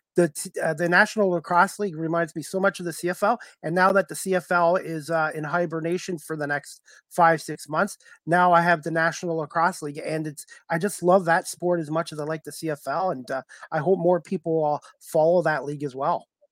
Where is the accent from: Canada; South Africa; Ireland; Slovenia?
Canada; my own country